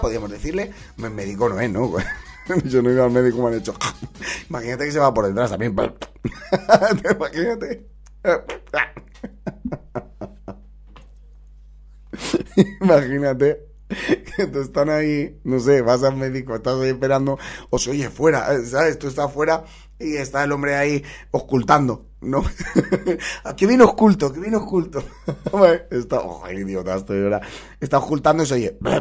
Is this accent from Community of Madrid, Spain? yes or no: no; Valencia, Valencian Community, Spain; de aquí, de mi tierra, de Valencia